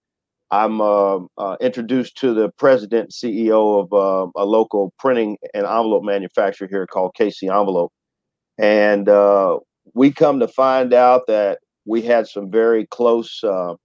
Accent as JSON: {"language": "English", "town": "Excelsior Springs", "region": "Missouri", "country": "United States", "tie": "born or raised there", "said": "I'm from Excelsior Springs, Missouri, and I grew up in a predominantly white community."}